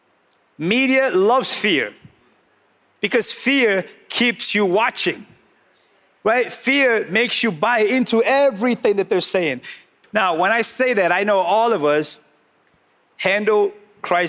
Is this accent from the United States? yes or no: yes; New England, United States; We're from New England. We're already sarcastic by nature